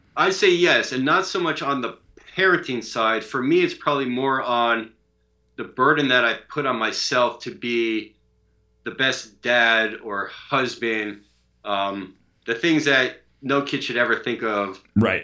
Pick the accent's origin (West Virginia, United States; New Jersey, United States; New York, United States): New York, United States; Long Island; moved away; I grew up in Long Island